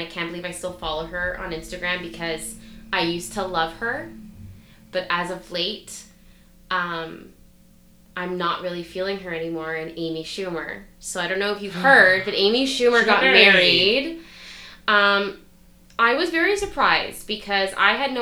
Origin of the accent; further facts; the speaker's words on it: Canada; we're so Canadian